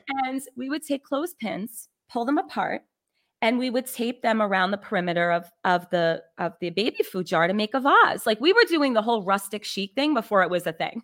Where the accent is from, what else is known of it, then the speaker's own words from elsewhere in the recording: New York City, New York, United States; I was born and raised in the Bronx, New York.